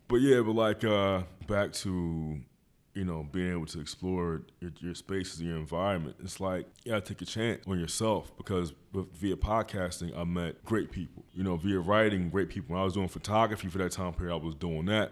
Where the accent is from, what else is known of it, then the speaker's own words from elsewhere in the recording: Philadelphia, Pennsylvania, United States; I've been in West Philly all my